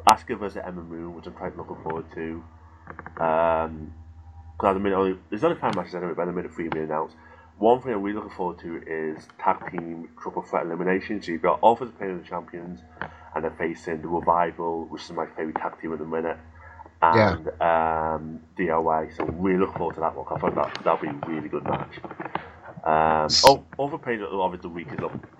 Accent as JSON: {"language": "English", "region": "Scotland", "country": "United Kingdom", "said": "I'm Scottish"}